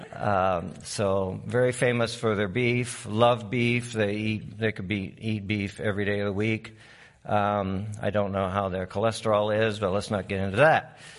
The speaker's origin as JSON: {"language": "English", "region": "Maine", "country": "United States", "also_born_or_lived": "Uruguay", "moved": "yes", "said": "I'm from Maine"}